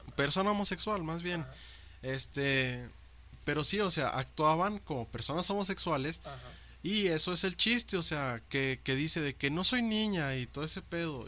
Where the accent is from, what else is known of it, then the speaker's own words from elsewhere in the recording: Mexico; soy moreno, soy mexicano